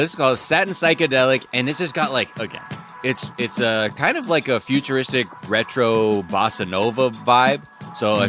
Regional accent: Los Angeles, California, United States

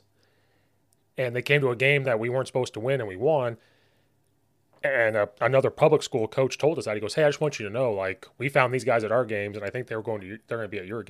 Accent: Central Illinois, United States; moved away as an adult; now in Chicago suburbs, United States; I grew up in Central Illinois

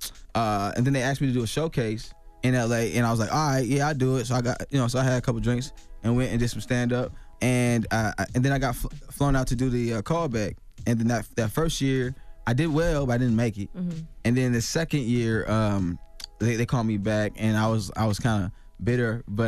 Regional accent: Chicago, Illinois, United States; hey man, will you listen to this mixtape, man? I'm from Chicago.

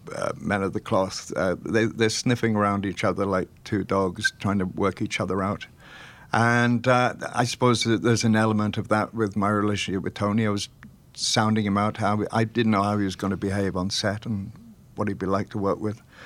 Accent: Welsh, Wales, United Kingdom; We're both Welsh.

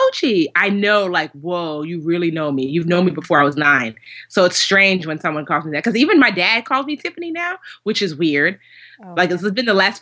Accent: New Jersey, United States; I was born here in America, but my father and mother thought that they were going to raise us in Nigeria

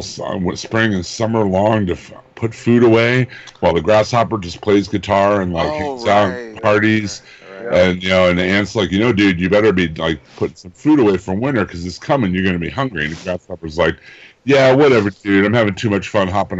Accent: Midwest, United States; I grew up in the Midwest

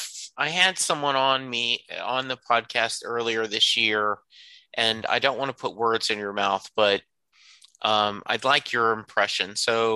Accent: Lake Charles, Louisiana, United States; also born or lived in Dallas; I grew up in Louisiana. I didn't move to Dallas till like 86.

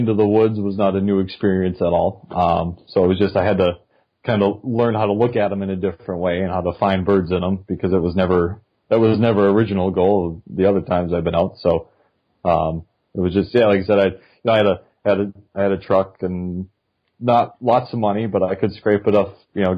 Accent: Duluth, Minnesota, United States; I grew up in Duluth, Minnesota

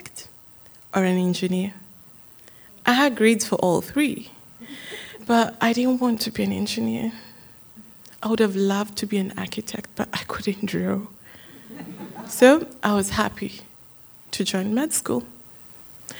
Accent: Kenya; Growing up in Kenya, I had the story of my birth many, many, many times

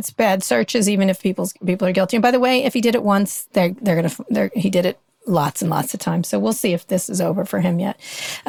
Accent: California, United States; I'm working on my book about, you know, growing up in Silicon Valley and covering it.

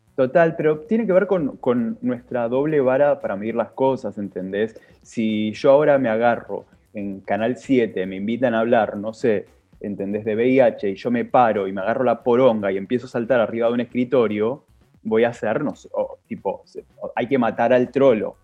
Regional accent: San Martín, Buenos Aires Province, Argentina; yo soy de Villa de San Martín

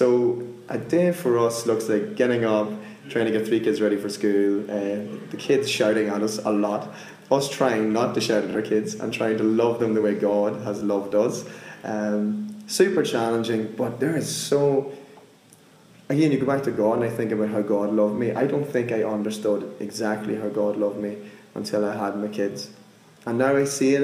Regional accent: Monaghan, Ulster, Ireland; I'm from Ireland, a place called Monaghan. I grew up in a village of like 70 people

